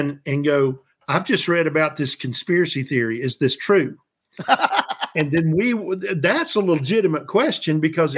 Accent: the South, United States; I'm from the South.

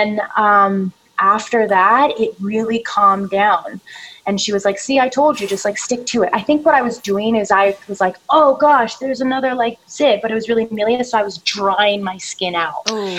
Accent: Canada; now in Los Angeles, United States; And when I came into LA from Canada, I don't know what it was, probably like stress, nerves, different air quality, all of that.

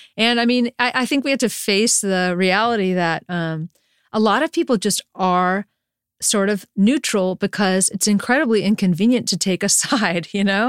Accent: Durham, North Carolina, United States; moved away as an adult; also born or lived in San Francisco; I grew up in Durham, North Carolina

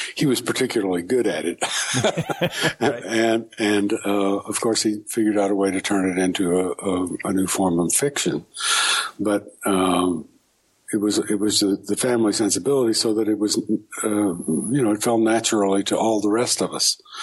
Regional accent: Houston, Texas, United States; moved away as an adult; also born or lived in New York / Baltimore / Hattiesburg, Mississippi; I was born in Houston and lived there until uh, sometime I moved to New York. And uh, when I was about 22

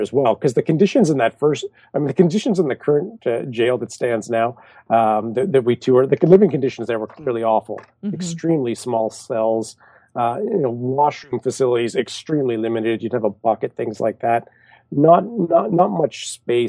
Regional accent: Canada; I'm Canadian

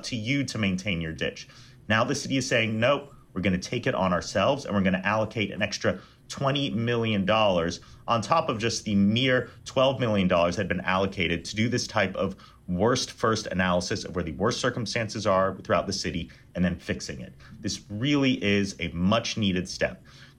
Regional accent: Houston, Texas, United States; I tell people I'm from Houston.

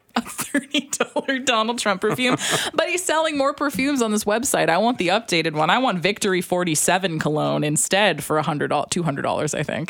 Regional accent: Alberta, Canada; I'm from Alberta

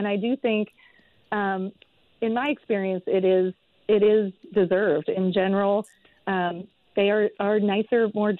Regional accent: United States; also born or lived in San Francisco; I'm American

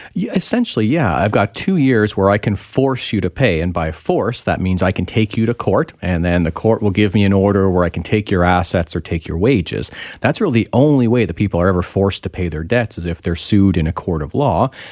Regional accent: Ontario, Canada; now in British Columbia, Canada; I'm from Ontario originally.

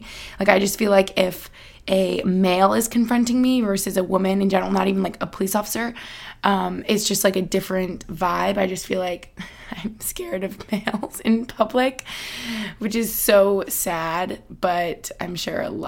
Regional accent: United States; moved away as an adult; also born or lived in Albany, New York / Boston, Massachusetts; now in Pennsylvania, United States; I grew up in Albany and, like, outside of Boston

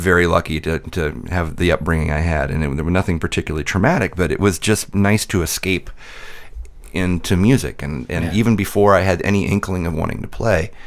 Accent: Midwest, United States; I grew up in the Midwest

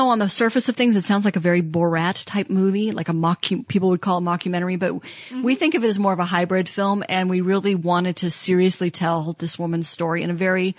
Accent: Iowa, United States; moved away; I'm from Iowa originally.

